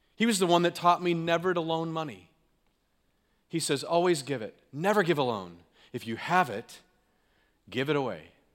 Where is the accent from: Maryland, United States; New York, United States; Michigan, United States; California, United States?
California, United States; now in Green Bay, United States; I'm from California, the left coast, whatever you want to call it